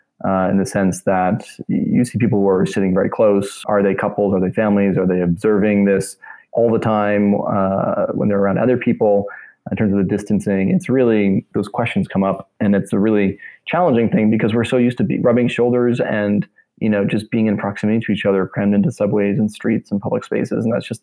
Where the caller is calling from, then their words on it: Brooklyn, New York, United States; I am sitting at my kitchen table in Brooklyn, New York, in a neighborhood called Clinton Hill, which is just east of downtown Brooklyn.